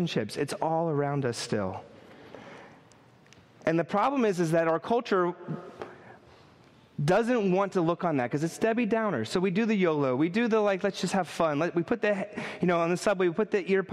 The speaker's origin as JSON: {"language": "English", "town": "New York City", "region": "New York", "country": "United States", "said": "I'm a New Yorker"}